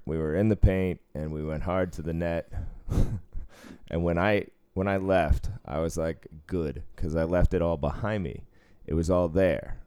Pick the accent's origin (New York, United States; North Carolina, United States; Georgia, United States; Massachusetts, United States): Massachusetts, United States; Cambridge; moved away as an adult; also born or lived in Boston, Massachusetts / Sudbury, Massachusetts / Portland, Oregon / Rhode Island; I was taken to Cambridge, Massachusetts. I was raised there till I was twelve. Then I moved to the suburbs, uh, Sudbury, Massachusetts